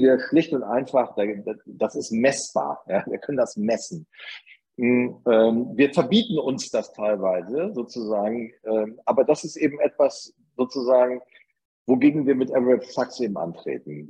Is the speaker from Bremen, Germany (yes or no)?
yes; Bremen, Germany; accent: northern German; moved away as an adult; now in Upper Bavaria, Germany; dass ich äh, wohl nach meinem Dialekt auch oder nach meiner Aufnahme ja. eindeutig aus Norddeutschland komme und nicht ja. aus Bayern